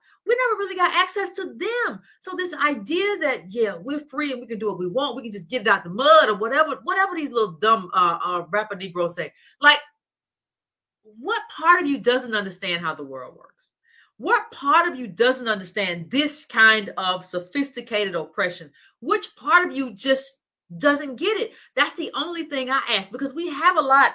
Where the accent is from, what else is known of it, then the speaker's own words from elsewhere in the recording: Decatur, United States; I grew up in Decatur. That's where I went to school